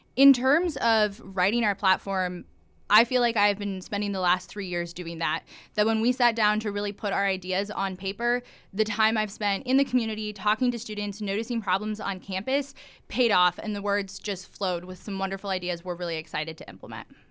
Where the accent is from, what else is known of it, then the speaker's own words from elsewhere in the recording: Iowa, United States; moved away; I'm from Iowa, which is the first in the nation caucus state